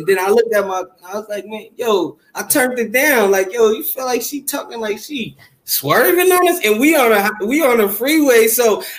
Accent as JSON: {"language": "English", "town": "Tucson", "region": "Arizona", "country": "United States", "said": "I'm from Tucson, Arizona"}